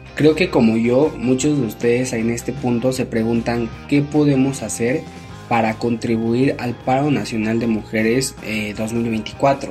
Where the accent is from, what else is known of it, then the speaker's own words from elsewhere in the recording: Mexico; nosotros como sociedad mexicana